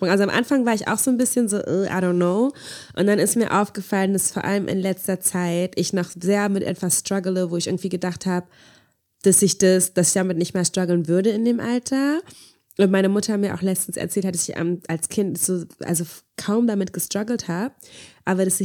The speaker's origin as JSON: {"language": "German", "country": "Angola", "said": "woher kommst du eigentlich? Und als ich meinte Angola"}